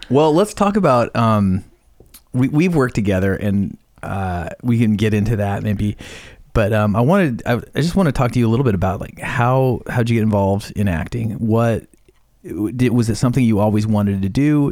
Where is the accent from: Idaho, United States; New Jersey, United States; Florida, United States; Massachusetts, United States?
Idaho, United States; moved away as an adult; also born or lived in Bellingham, Washington; when I was eighteen and left my small town, Idaho, home